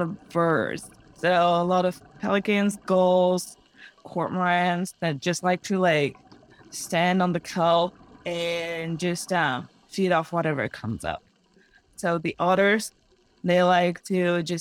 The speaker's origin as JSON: {"language": "English", "region": "Mexico City", "country": "Mexico", "tie": "born or raised there", "moved": "yes", "said": "I'm native from Mexico. I was born and raised in Mexico City"}